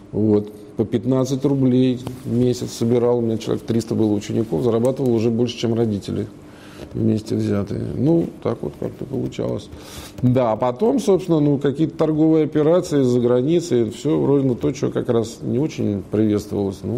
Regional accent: Moscow, Russia; Родился в Москве

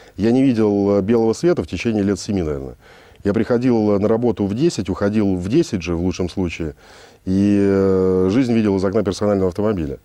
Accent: Moscow, Russia; Родился я в Москве

